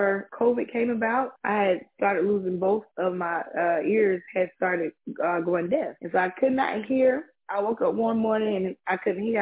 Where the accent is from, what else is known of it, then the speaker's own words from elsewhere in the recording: Pinehurst, North Carolina, United States; I'm from Pinehurst, North Carolina